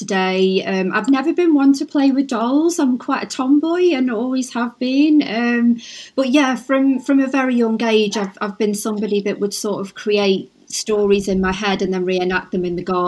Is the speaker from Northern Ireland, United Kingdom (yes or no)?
no; Stoke-on-Trent, West Midlands, United Kingdom; I've been brought up all my life in Stoke-on-Trent, Staffordshire